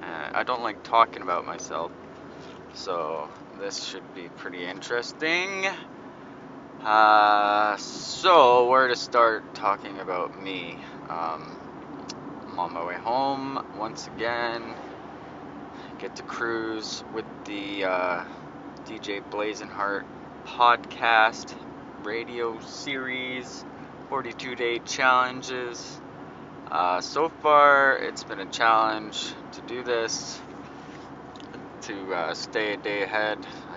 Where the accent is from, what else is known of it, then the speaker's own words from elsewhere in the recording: Vancouver, British Columbia, Canada; Grew up playing hockey. I'm a Canadian kid. Grew up on Van Rock.